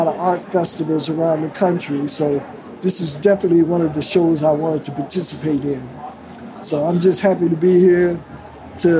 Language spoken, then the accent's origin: English; Chicago, Illinois, United States; since I was raised in Chicago. So I was raised around blues and jazz